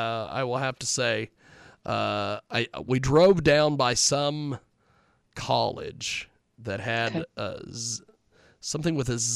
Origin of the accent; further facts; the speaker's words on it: Kansas, United States; when they find out I'm from Kansas